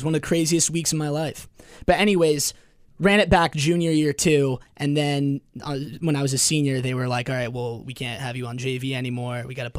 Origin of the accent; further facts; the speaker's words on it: Los Angeles, California, United States; moved away; so I'm from Los Angeles, where volleyball is very big